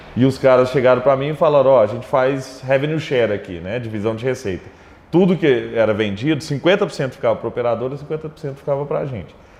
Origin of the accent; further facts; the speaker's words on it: Araguari, Minas Gerais, Brazil; moved away as an adult; also born or lived in Rio de Janeiro; now in Belo Horizonte, Brazil; Eu sou de Araguari, né? Araguari fica no Triângulo Mineiro.